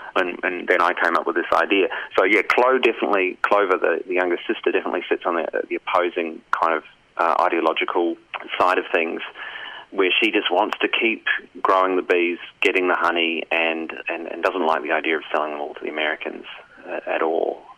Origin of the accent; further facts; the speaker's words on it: New Zealand; now in Australia; I'm from New Zealand originally.